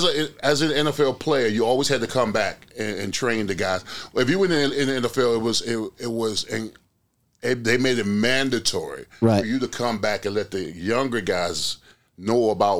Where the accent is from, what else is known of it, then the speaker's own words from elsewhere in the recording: Orlando, Florida, United States; I grew up in Orlando, Pine Hills.